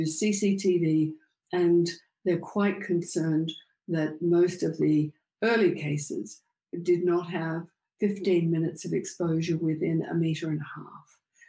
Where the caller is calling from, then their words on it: Sydney, New South Wales, Australia; I'm calling from Sydney, Australia.